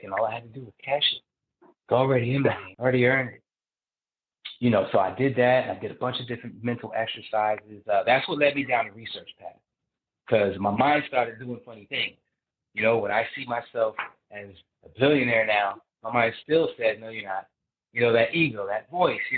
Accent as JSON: {"language": "English", "region": "New Jersey", "country": "United States", "said": "I'm from Jersey"}